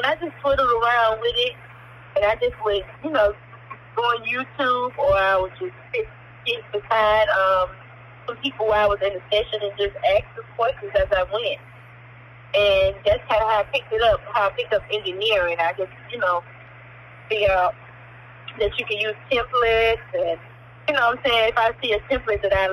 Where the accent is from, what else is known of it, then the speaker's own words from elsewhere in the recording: Atlanta, Georgia, United States; I'm a producer from Atlanta, Georgia